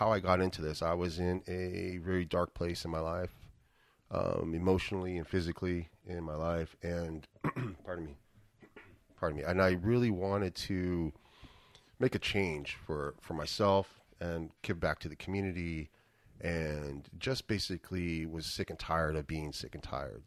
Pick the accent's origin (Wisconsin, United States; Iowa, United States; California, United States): California, United States; San Francisco; also born or lived in Hawaii / Kona, Hawaii; now in Vallejo, United States; born and raised in San Francisco